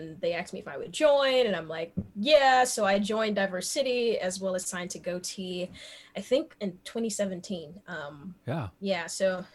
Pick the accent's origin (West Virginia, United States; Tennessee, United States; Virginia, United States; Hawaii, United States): Tennessee, United States; Memphis; I grew up in North Memphis